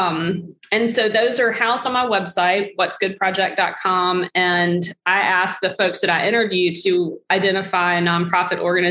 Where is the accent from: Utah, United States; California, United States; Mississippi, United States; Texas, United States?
Mississippi, United States; now in Iowa, United States; because that's where I live in Iowa and I'm from Mississippi